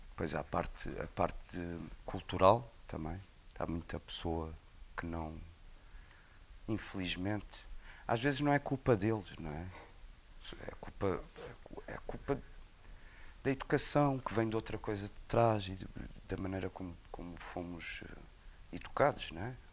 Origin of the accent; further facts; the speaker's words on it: Portugal; é português, é da minha terra. Eu conheço desde que nasci.